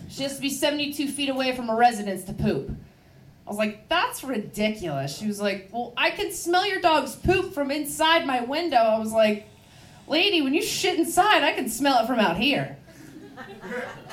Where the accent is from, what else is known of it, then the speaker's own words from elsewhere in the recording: Baltimore, Maryland, United States; moved away; I am from Baltimore. It is a rough place.